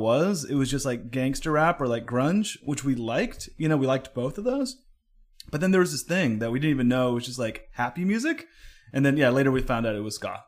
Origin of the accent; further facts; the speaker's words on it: Oakland, California, United States; moved away; originally born and raised in Oakland